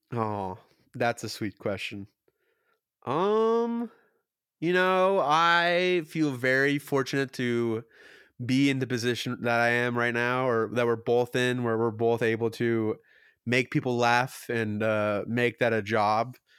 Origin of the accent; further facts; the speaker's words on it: Kentucky, United States; I was born in Kentucky